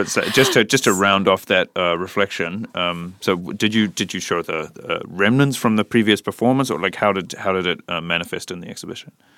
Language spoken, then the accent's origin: English; New Zealand; now in Berlin, Germany; I'm from New Zealand